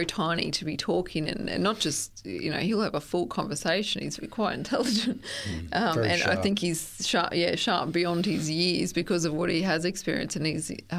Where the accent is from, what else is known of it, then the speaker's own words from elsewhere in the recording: Stanthorpe, Queensland, Australia; also born or lived in Gosford / Sunshine Coast; Oh, I was born actually in Gosford, and my family travelled a lot and we moved a lot. I spent a lot of my younger years in Stanthorpe, and then from Stanthorpe we moved to the Sunshine Coast when I was about 15.